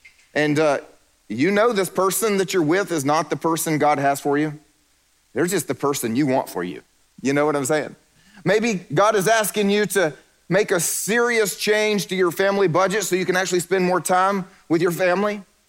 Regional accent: South Carolina, United States; moved away as an adult; also born or lived in Eastern Europe; I'm from South Carolina, for the record.

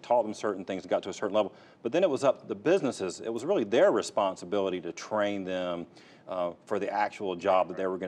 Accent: Fayetteville, North Carolina, United States; I grew up in Fayetteville. I mean, Fayetteville Community College was, you know, it was FTI back then when I was growing up, Fayetteville Technical Institute

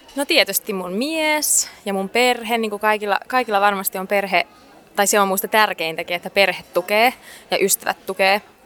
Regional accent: Finland; Suomi totta kai, täältä mä oon kotoisin

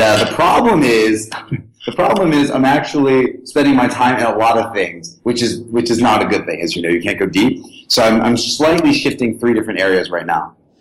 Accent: Tennessee, United States; I was born and raised in Tennessee

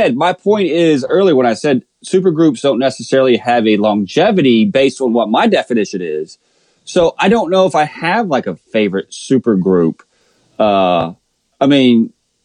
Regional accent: Hampton, Virginia, United States; I come from the city of Hampton.

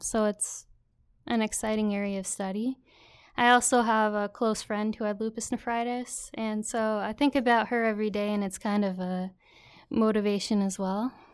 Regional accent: Waterloo, New York, United States; also born or lived in Syracuse, New York / Brockport, New York; I grew up in Waterloo, New York. It's in the central New York Finger Lakes region

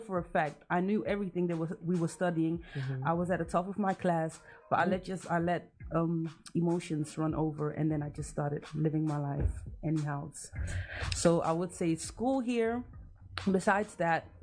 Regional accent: Amsterdam, North Holland, Netherlands; moved away as an adult; also born or lived in Germany / Ghana (ancestry) / Nigeria (ancestry); now in United Kingdom; I was born in Germany and moved to the Netherlands by the age of 5. And I've basically been here till 3 years ago.

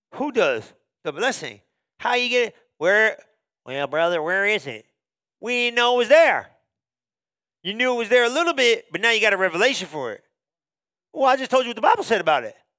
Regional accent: New Jersey, United States; I was born in New Jersey

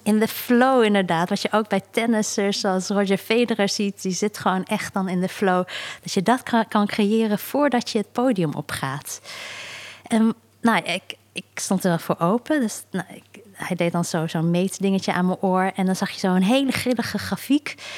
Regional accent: South Korea; moved away; Zuid-Korea, dus waar ik vandaan kom

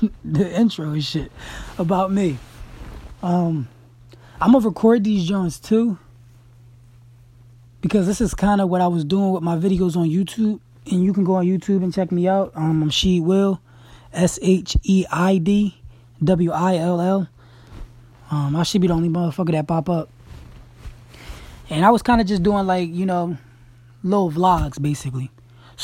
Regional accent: Crestmont, Pennsylvania, United States; also born or lived in Shippensburg, Pennsylvania; I'm actually from Crestmont

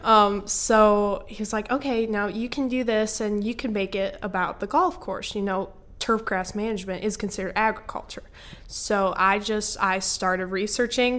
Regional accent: Michigan, United States; born or raised there

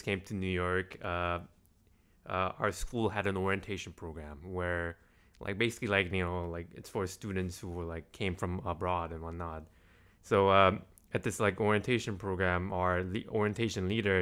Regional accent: South Korea; moved away as an adult; now in United States; I was born in South Korea, and I pretty much stayed my entire life in South Korea.

